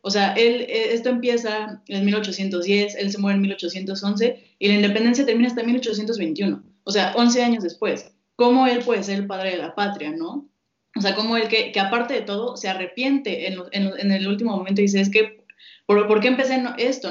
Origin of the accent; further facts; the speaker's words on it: Mexico; como mexicanos